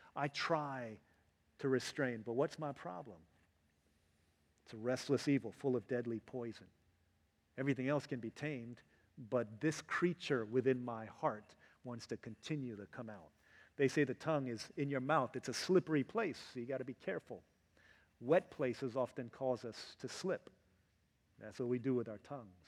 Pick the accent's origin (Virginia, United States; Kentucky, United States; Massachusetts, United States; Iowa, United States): Virginia, United States; growing up in Virginia